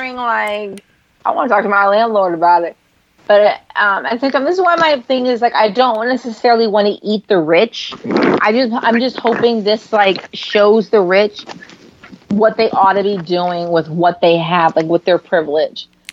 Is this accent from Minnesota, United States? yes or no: no; San Francisco, California, United States; now in Los Angeles, United States; I'm from San Francisco